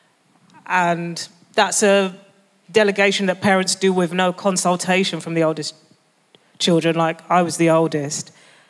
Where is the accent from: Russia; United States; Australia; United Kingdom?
United Kingdom; London; I was brought up in London, do you know what I mean? I feel like I'm a Londoner.